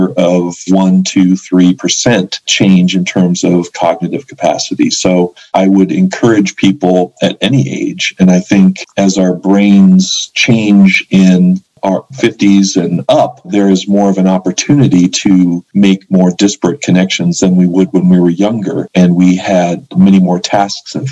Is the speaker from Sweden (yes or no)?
no; Boulder, Colorado, United States; now in New Mexico, United States; I loved growing up in Boulder.